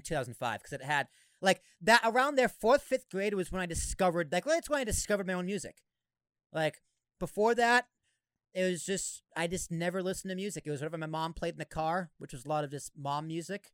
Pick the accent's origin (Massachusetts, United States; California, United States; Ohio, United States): Massachusetts, United States; Boston; I grew up in Boston